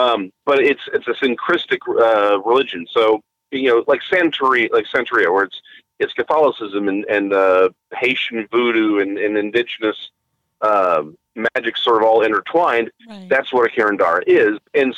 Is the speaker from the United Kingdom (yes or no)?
yes; Scotland, United Kingdom; Again, we're Scottish. We did our stuff on Christmas Eve.